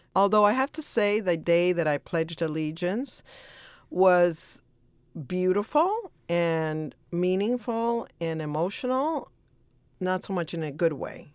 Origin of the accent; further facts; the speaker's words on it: El Salvador; now in Los Angeles, United States; I was born in El Salvador